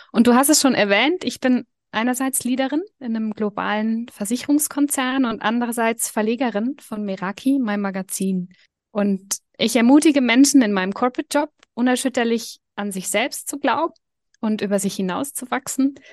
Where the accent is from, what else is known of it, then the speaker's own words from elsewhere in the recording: Germany; also born or lived in Switzerland; now in Liechtenstein; Ich bin in Deutschland und in der Schweiz aufgewachsen, was dazu führt, dass ich beide Sprachen fließend spreche und switche